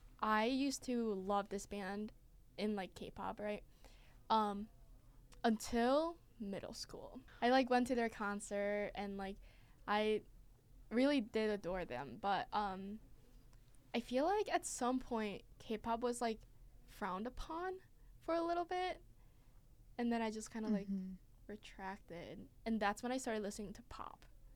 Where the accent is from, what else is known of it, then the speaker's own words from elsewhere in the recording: Michigan, United States; also born or lived in Seoul, South Korea; So this year, when I had to introduce myself or something, I was like, oh, I'm from Seoul and West Michigan.